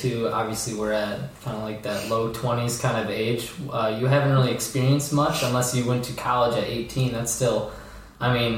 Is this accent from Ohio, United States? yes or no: no; St. Clair, Michigan, United States; moved away as an adult; also born or lived in Zurich, Switzerland; now in Naperville, United States; I am from St. Clair, Michigan, just north of Marine City, south of Port Huron. I just recently moved to Naperville, Illinois in October